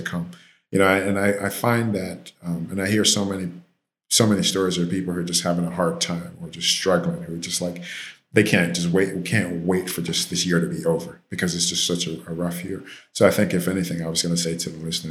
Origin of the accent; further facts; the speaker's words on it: Jamaica; now in Miami, United States; I'm Jamaican